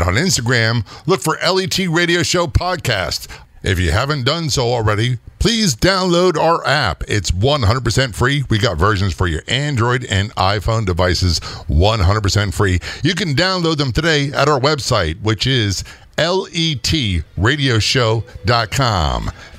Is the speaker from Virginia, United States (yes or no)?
yes; Norfolk, Virginia, United States; People don't realize, you know, I grew up in Norfolk, Virginia, big naval installations, there, a lot of military.